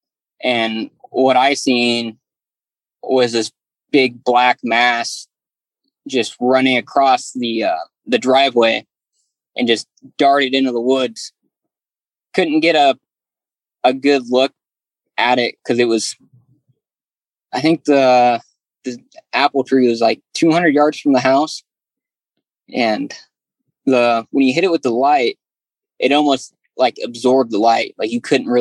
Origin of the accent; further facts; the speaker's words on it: Willamette Valley, Oregon, United States; I grew up in the Willamette Valley area